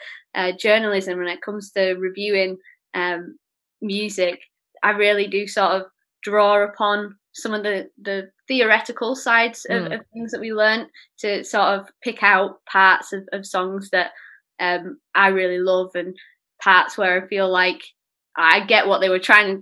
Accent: Oldham, North West England, United Kingdom; also born or lived in London; I grew up in Oldham, just outside of Manchester, and that's where I'm back here now.

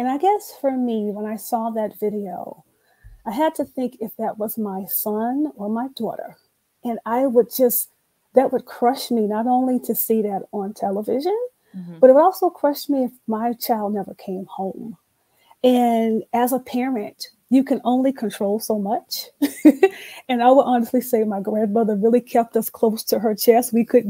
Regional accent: Orlando, Florida, United States; born or raised there; also born or lived in Jacksonville; now in Atlanta, United States

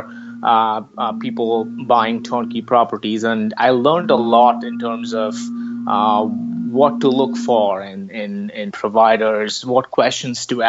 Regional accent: India; moved away as an adult; also born or lived in California; now in San Francisco, United States; from India. I came to the United States about 10 years ago

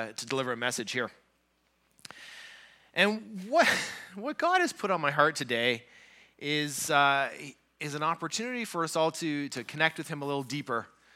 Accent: Southern Ontario, Canada; moved away as an adult; now in Thunder Bay, Canada; I grew up down in Southern Ontario

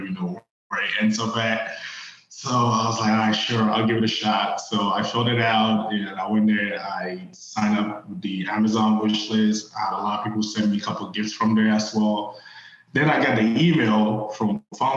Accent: Ghana; moved away as an adult; also born or lived in Virginia, United States / Cincinnati, United States; now in United States; I grew up in Ghana. I did most of my schooling there.

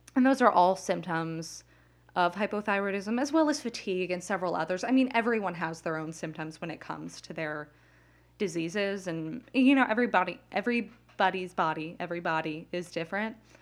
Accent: Las Vegas, Nevada, United States; now in New Jersey, United States; I grew up in Las Vegas

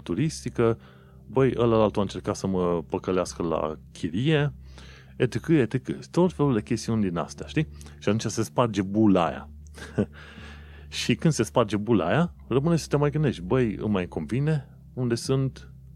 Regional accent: Romania; now in London, United Kingdom

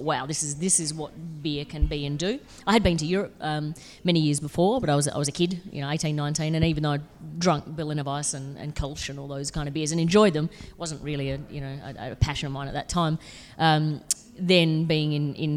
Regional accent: SA, South Australia, Australia

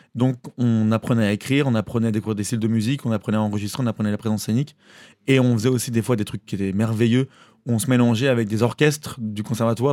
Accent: Maulévrier, Pays de la Loire, France; also born or lived in Cholet; now in Paris, France; je viens de Molévrier, enfin, je viens d'une ferme, d'un lieu dit qui est euh, un peu euh, loin de tout. Mais j'étais, j'ai grandi à Molévrier

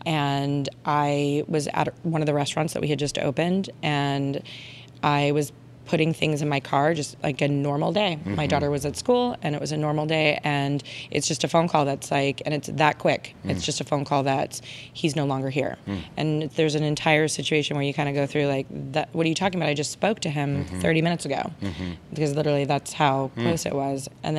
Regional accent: Long Island, New York, United States; now in Los Angeles, United States; I was born on Long Island, born and raised.

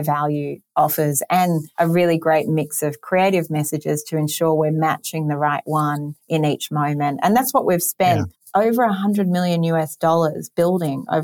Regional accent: Sydney, New South Wales, Australia; moved away; You might have noticed my accent, also coming from in Sydney, Australia

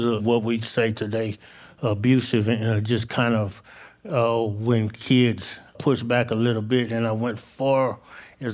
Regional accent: Stuttgart, Arkansas, United States; also born or lived in St. Louis, Missouri; I was born in St. Louis, and through a bad environment, I was given to the state with my brother, and a lady from Stuttgart, Arkansas, adopted us

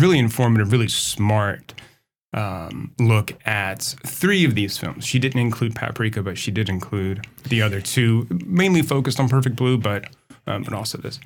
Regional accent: Indianapolis, Indiana, United States; I grew up in Indiana. Indianapolis

